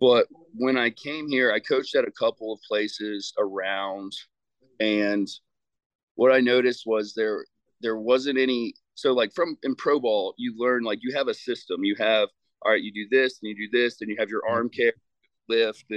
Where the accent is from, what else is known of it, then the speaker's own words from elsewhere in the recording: Virginia, United States; moved away as an adult; also born or lived in St. Louis, Missouri; So I came home to Virginia from St. Louis in 2018 in January.